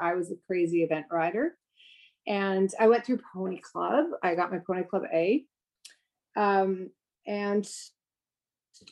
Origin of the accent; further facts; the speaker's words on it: Canada; also born or lived in Langley, British Columbia; We're all Canadian